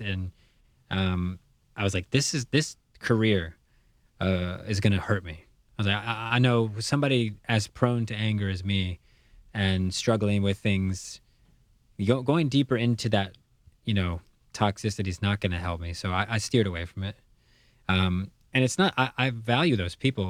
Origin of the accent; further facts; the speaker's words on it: United States; as a kid growing up in the United States